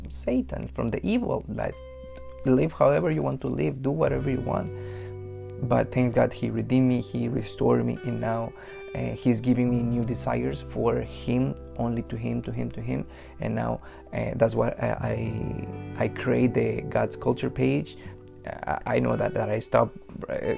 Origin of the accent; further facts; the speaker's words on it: Mexico; moved away as an adult; now in Canada; I grew up in Mexico. Like, I'm an immigrant from Mexico. I grew up and raised over there for 22 years. 3 years ago, I moved to Canada to live here